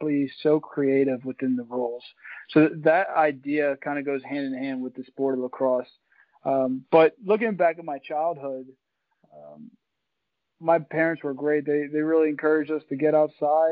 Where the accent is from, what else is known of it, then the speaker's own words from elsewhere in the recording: West Chester, Pennsylvania, United States; moved away as an adult; also born or lived in Wisconsin; now in Milwaukee, United States; I grew up outside of Philadelphia in a town called Westchester